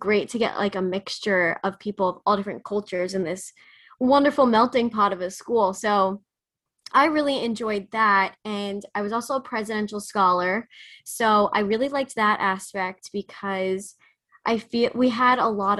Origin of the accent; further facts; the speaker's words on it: New Jersey, United States; now in New York, United States; New Jersey. So when I actually did Summer Live, I commuted back and forth into the city.